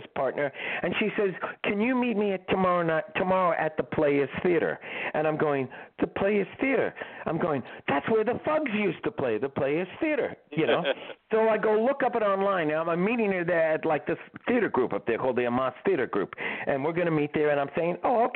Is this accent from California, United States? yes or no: no; New York City, New York, United States; also born or lived in Bronx, New York / Florida; I was born in Manhattan.